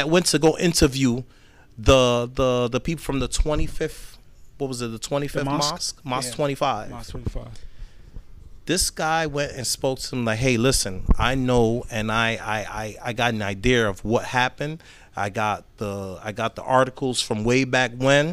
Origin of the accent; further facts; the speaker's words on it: New York City, New York, United States; growing up in Brooklyn, New York